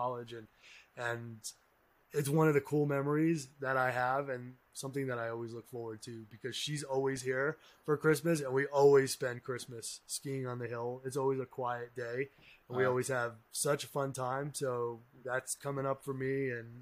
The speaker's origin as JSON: {"language": "English", "region": "southeastern Massachusetts", "country": "United States", "tie": "born or raised there", "also_born_or_lived": "New York City", "moved": "as an adult", "said": "I grew up in New England. So I grew up in Massachusetts, southeastern Massachusetts, where there are no mountains"}